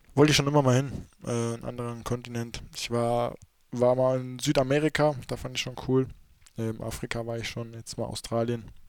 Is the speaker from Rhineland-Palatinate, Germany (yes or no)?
no; North Hesse, Germany; accent: Hochdeutsch; wir in Nordhessen sprechen eigentlich so ho normales Hochdeutsch